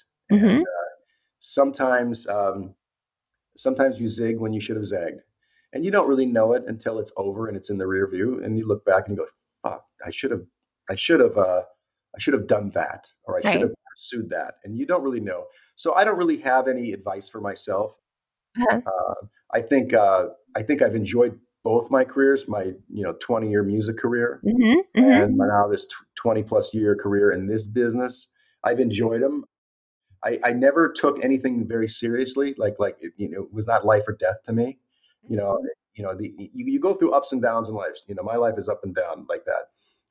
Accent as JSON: {"language": "English", "town": "Milwaukee", "region": "Wisconsin", "country": "United States", "also_born_or_lived": "California", "moved": "as an adult", "said": "I'm from Milwaukee"}